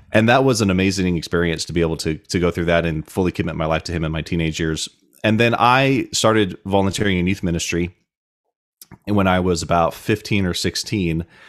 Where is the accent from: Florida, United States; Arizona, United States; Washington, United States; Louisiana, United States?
Arizona, United States; Tucson; moved away as an adult; now in Idaho, United States; I grew up in Tucson, Arizona